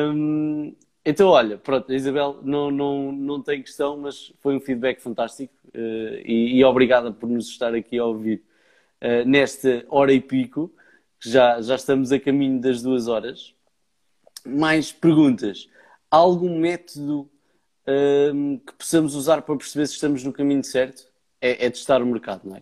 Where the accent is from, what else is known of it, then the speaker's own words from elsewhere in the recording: Leiria, Centro, Portugal; eu sou de Leiria